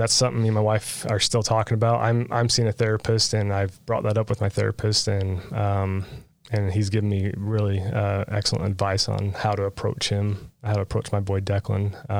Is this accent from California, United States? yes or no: no; St. George, Utah, United States; So my dad is originally from Enterprise. My mom is from St. George, and I grew up here in St. George in Washington City. I graduated high school down here.